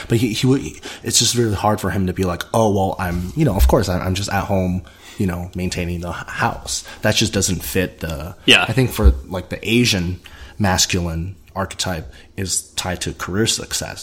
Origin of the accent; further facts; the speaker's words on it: South Carolina, United States; growing up in South Carolina